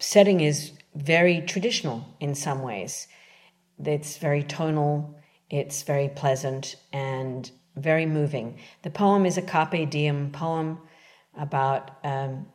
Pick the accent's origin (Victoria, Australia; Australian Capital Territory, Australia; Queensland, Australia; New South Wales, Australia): Australian Capital Territory, Australia; Canberra; moved away as an adult; also born or lived in London; now in New York City, United States; I'm originally from Canberra, Australia.